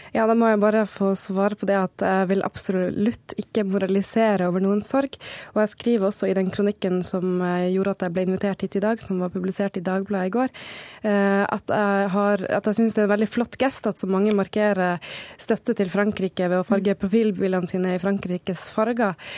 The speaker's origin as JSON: {"language": "Norwegian", "country": "Norway", "said": "vi som nordmenn"}